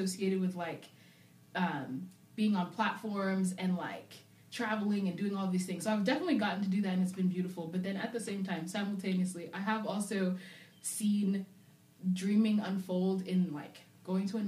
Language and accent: English; England, United Kingdom; also born or lived in Zambia / Arizona / Atlanta / North Carolina; now in Nashville, United States; I was raised in England, lived there for about 10, 11 years before we moved to America